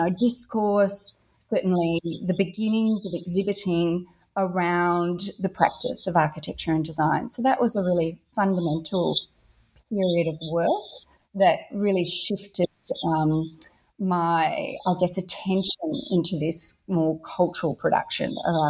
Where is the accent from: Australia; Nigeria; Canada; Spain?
Australia; Perth, Western Australia; I grew up in Western Australia here in Australia, so in Perth, one of the most remote cities in the world, but an extraordinary place.